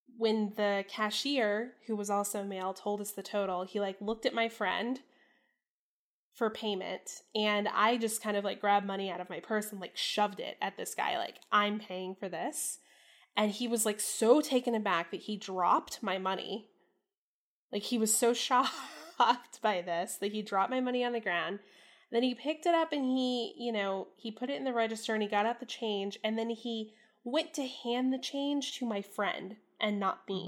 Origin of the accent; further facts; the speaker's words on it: Central Florida, United States; moved away; I was born in Florida, and I spent my early childhood in Florida